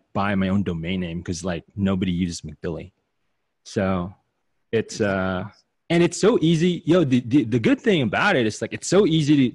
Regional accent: Philippines; moved away as an adult; now in United States; I'm an immigrant from the Philippines, half Chinese, half Filipino. Came here, right before I turned 21

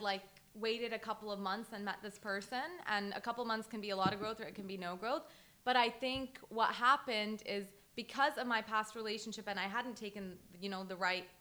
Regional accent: Toronto, Ontario, Canada; moved away as an adult; also born or lived in Boston, United States / Lebanon; now in Dubai, United Arab Emirates; I grew up in Canada. I grew up in Toronto

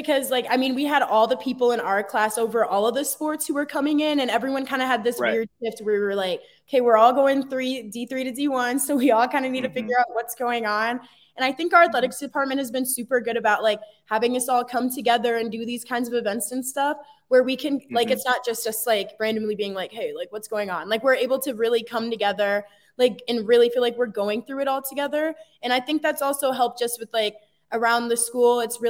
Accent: Texas, United States; So, I mean, I'm originally from Texas and so I was looking at schools kind of down there and in the South.

